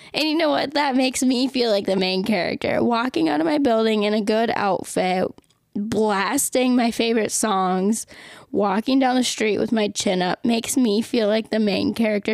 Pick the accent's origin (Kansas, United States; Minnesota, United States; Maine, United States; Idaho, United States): Minnesota, United States; moved away; living in Minnesota in my hometown